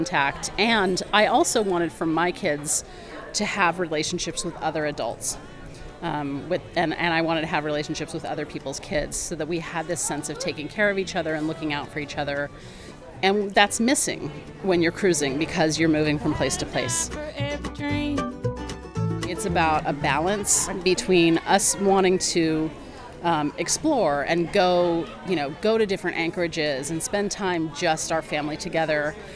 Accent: Oakland, California, United States; moved away; I was raised in Oakland

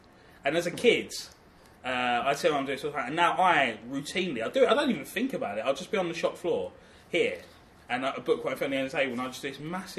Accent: London, United Kingdom; that's my culture. Growing up in London.

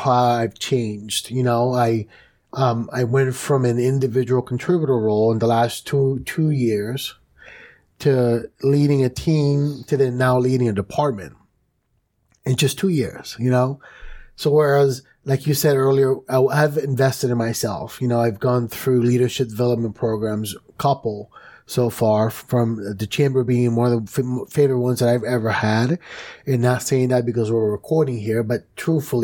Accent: New York City, New York, United States; I grew up in New York City

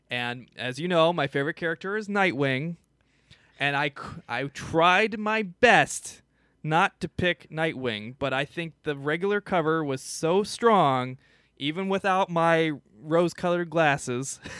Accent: Midwest, United States; but I am from the Midwest.

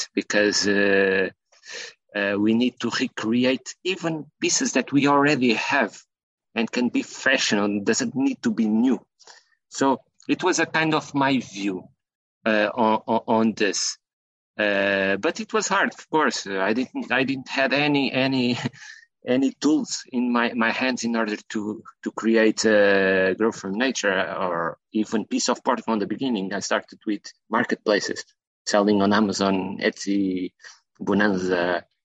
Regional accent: Portugal; I'm from Portugal

